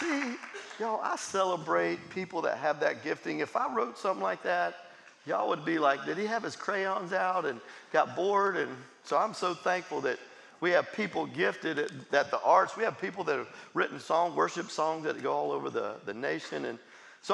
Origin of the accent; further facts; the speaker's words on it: Jacksonville, Florida, United States; I grew up in Jacksonville, Florida